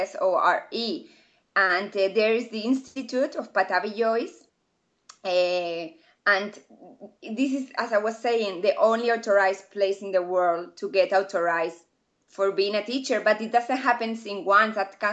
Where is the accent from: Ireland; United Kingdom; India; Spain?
Spain; southeast; English is a second language